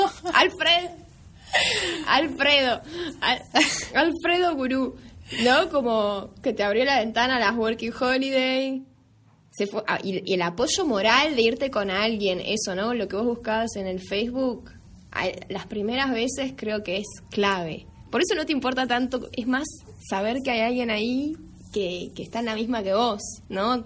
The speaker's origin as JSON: {"language": "Spanish", "country": "Argentina", "moved": "yes", "said": "estando yo en mi país"}